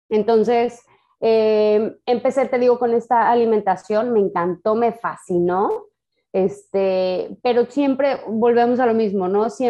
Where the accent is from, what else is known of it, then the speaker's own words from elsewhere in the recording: Mexico; O sea, imagínate siendo mexicana que no te gusten los tacos.